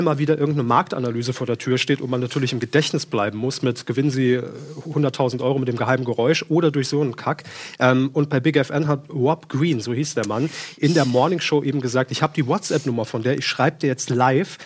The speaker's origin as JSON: {"language": "German", "region": "Saarland", "country": "Germany", "moved": "yes", "said": "wir kommen ursprünglich aus dem Saarland"}